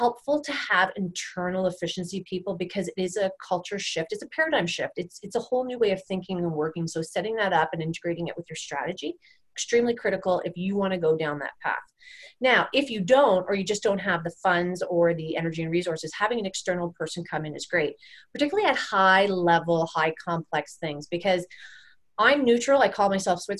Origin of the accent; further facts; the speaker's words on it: Canada; I'm a Canadian, we're a Canadian company